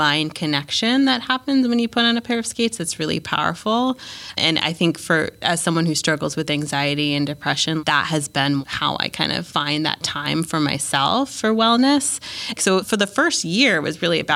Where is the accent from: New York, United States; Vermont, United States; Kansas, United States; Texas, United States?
Vermont, United States; Jeffersonville; I grew up in Jeffersonville, which is a small town